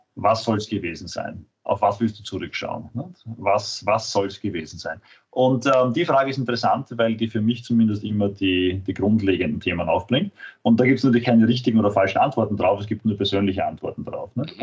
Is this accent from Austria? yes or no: yes; Vienna, Austria; ich bin Wiener, ähm, Österreicher